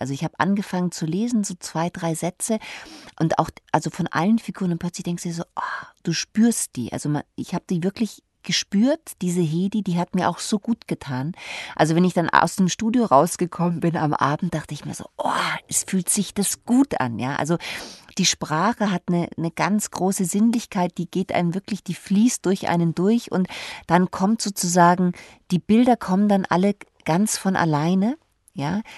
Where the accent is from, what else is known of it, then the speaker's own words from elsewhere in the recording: Munich, Bavaria, Germany; moved away as an adult; now in Berlin, Germany; ich bin ja Münchnerin